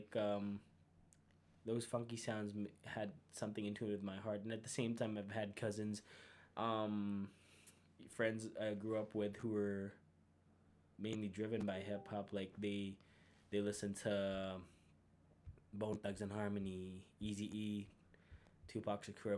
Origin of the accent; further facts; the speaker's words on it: Philippines; moved away as an adult; now in Calgary, Canada; 3 years here in Calgary, born and raised in the Philippines.